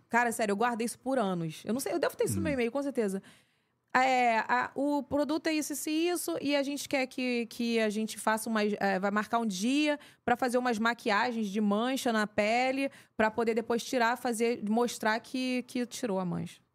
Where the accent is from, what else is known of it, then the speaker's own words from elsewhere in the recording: Pavuna, Rio de Janeiro, Brazil; eu sou uma garota normal que vim da Pavuna